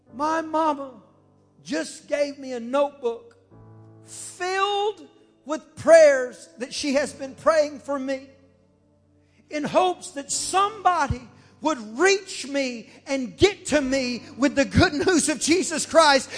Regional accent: United States; I'm from America

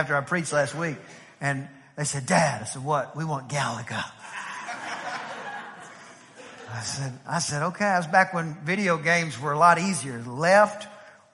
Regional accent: East Texas, United States; I'm from East Texas

